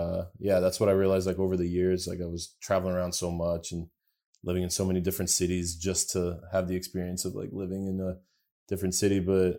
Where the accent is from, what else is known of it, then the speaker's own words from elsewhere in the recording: United States; also born or lived in Bulgaria; Yeah, I grew up in the States.